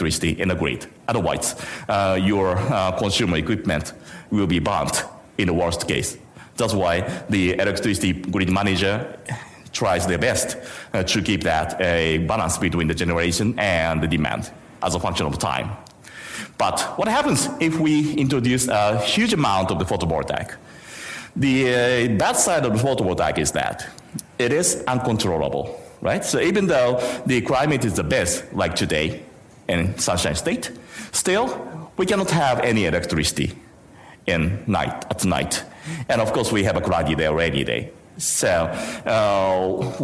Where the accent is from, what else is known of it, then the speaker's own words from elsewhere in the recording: Japan; I'm coming from Japan